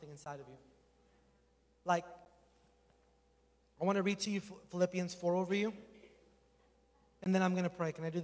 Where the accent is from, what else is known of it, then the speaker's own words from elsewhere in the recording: Florida, United States; moved away; I'm from Florida